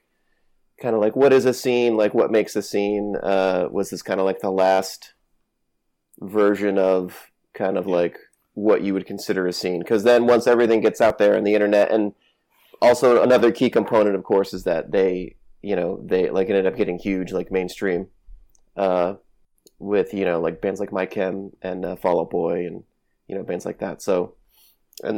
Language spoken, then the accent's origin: English; Connecticut, United States; I grew up in Connecticut and New England.